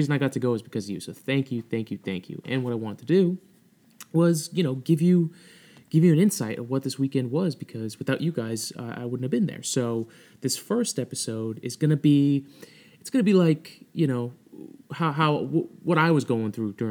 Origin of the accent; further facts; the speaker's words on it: Massachusetts, United States; I am from Massachusetts.